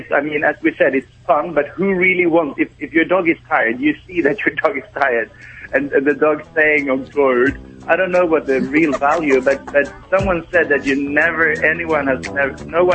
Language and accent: English; Sweden; I'm from Sweden.